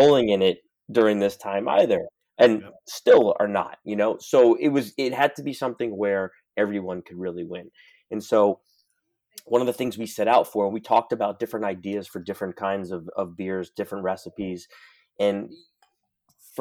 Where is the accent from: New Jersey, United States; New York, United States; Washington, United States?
New York, United States; New York City; I'm born and raised in New York City